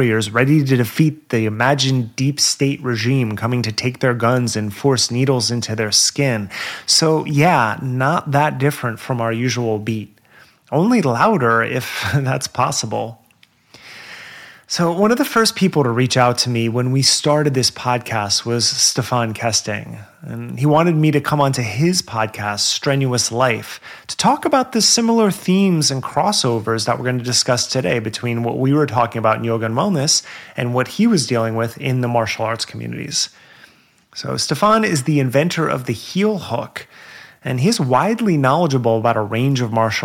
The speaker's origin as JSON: {"language": "English", "region": "New Jersey", "country": "United States", "accent": "Jersey", "said": "my Jersey accent"}